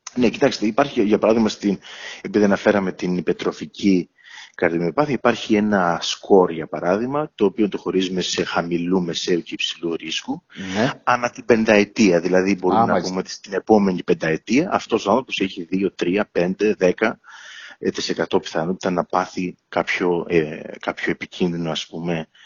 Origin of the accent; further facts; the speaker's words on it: Ierapetra, Crete, Greece; moved away as an adult; also born or lived in Athens, Greece / Heraklion, Greece; now in London, United Kingdom; μεγάλωσα στην Ιερά Πέτρα τα πρώτα μου 18 χρόνια